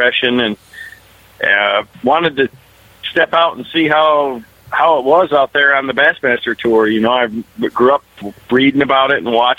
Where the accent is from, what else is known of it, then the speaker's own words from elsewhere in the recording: Michigan, United States; I grew up in Michigan.